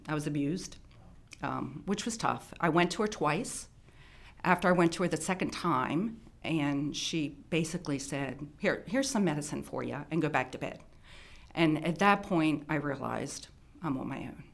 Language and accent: English; Baltimore County, Maryland, United States; also born or lived in Howard County, Maryland; I grew up in Baltimore County. Um, I think when I was twelve, I moved to Howard County